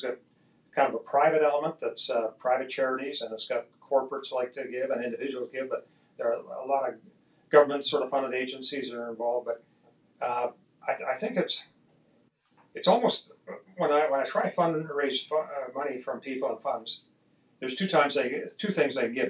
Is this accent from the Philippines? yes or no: no; Edmonton, Alberta, Canada; also born or lived in London, England; took me in her arms, and I was six months old, to Canada, where my dad lived in Edmonton, Alberta.